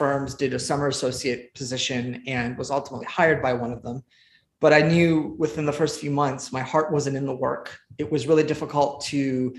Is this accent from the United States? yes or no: yes; Santa Monica, California, United States; also born or lived in Iran; I grew up in Southern California, in Santa Monica, actually, not too far from the UCLA campus